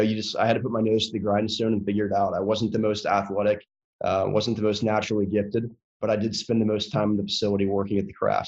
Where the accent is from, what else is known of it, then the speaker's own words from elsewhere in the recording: North Carolina, United States; a Southern kid that was born and raised in North Carolina